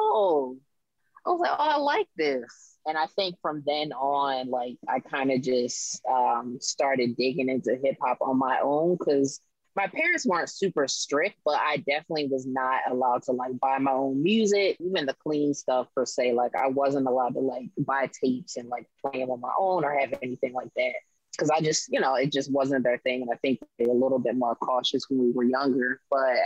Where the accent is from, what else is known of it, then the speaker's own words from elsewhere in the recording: Abingdon, Maryland, United States; moved away as an adult; now in Baltimore, United States; born here, raised in Harford County, spent a lot of time in Baltimore growing up because my family's here. And now I'm living in Baltimore